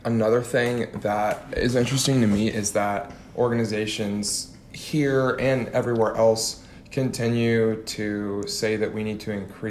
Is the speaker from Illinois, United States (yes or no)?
yes; Illinois, United States; I grew up in Illinois.